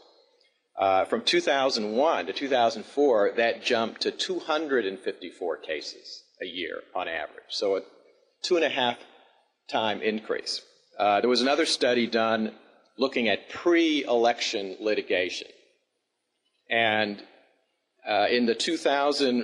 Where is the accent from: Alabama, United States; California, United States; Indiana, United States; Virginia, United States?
Alabama, United States; moved away as an adult; now in Washington, United States; I was actually born and raised in Alabama